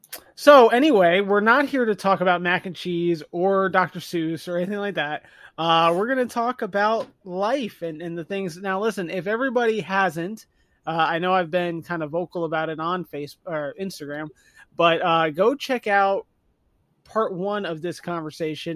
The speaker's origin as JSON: {"language": "English", "region": "the North", "country": "United States", "said": "I'm also from the North"}